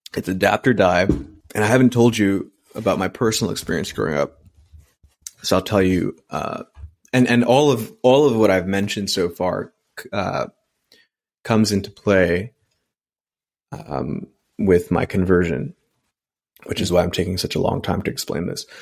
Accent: New York City, New York, United States; I grew up in Elmhurst, Queens, which is per capita the most culturally diverse population in the world

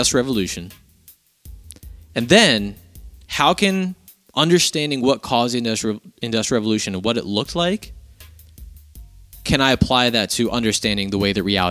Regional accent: United States; as an American

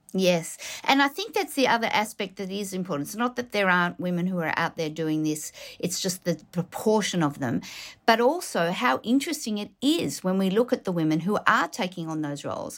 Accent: Melbourne, Victoria, Australia; I'm originally from Melbourne.

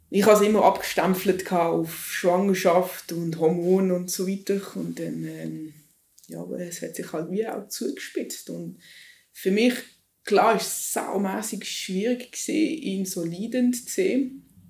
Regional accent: Switzerland; Ich als Schweizerin

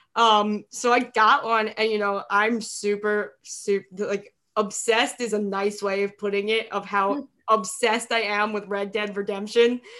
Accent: New York, United States; moved away as an adult; also born or lived in Minnesota; I'm from New York, but I went to college in Minnesota.

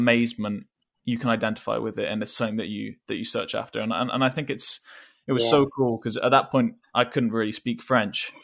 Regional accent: England, United Kingdom; I'm English, so I looked quite like Harry Potter.

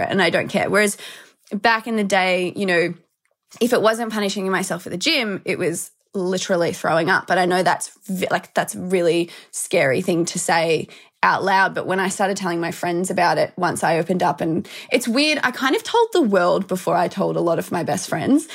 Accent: Melbourne, Victoria, Australia; I'm from Melbourne. I've always lived here. So, yeah, born and raised Aussie

